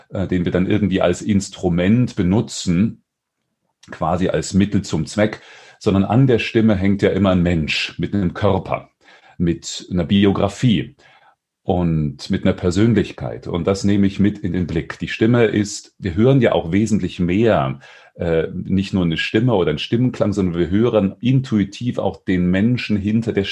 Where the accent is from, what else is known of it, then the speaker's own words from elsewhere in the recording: Dresden, Saxony, Germany; born there; moved away as an adult; also born or lived in Weimar; now in Stuttgart, Germany; Ich komme aus Stuttgart. Gebürtig zwar aus Dresden, in Weimar habe ich studiert, jetzt seit drei Jahren bin ich im Ländle.